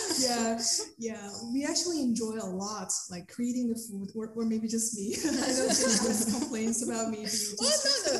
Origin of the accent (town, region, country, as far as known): China; born or raised there; moved away as an adult; now in United States